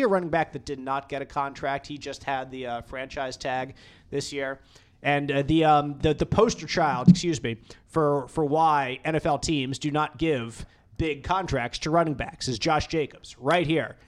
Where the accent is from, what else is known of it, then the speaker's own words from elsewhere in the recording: Philadelphia, Pennsylvania, United States; moved away; growing up in Philly with Andy Reid